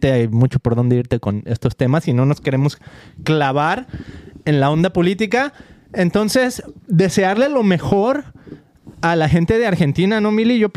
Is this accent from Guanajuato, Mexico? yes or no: no; Guadalajara, Jalisco, Mexico; que yo soy de Guadalajara, ¿no?